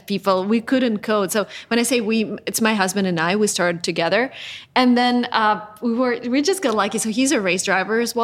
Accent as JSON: {"language": "English", "country": "Russia", "said": "I'm originally from Russia"}